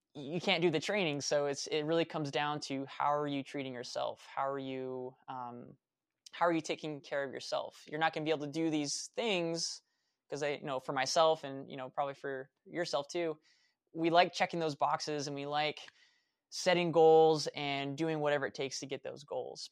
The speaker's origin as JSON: {"language": "English", "town": "Vacaville", "region": "California", "country": "United States", "tie": "born or raised there", "also_born_or_lived": "Fairfield, California / Sacramento, California / Reno, Nevada / Flagstaff, Arizona", "moved": "as an adult", "said": "I was born in Fairfield, California, moved to Vacaville, uh, grew up there"}